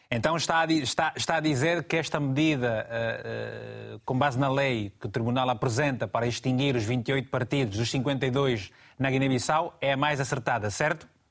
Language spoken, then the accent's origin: Portuguese; Angola; na minha terra em Angola